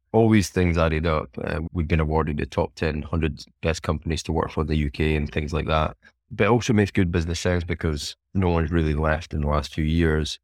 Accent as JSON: {"language": "English", "region": "Scotland", "country": "United Kingdom", "said": "being Scottish and who, who I am"}